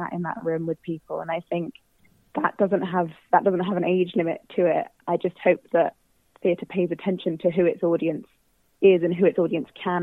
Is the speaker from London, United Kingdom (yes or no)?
no; Southampton, South East England, United Kingdom; moved away; I'm originally from Southampton